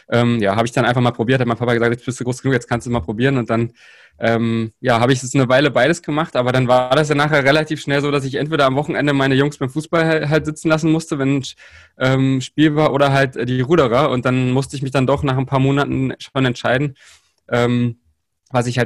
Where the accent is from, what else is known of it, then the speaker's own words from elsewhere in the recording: Saxony-Anhalt, Germany; also ich komme ja aus Sachsen-Anhalt und da ist es halt auch immer noch so, so ein bisschen, da sind noch rudimentär so ein bisschen die Strukturen von der, vom DDR-Sport noch vorhanden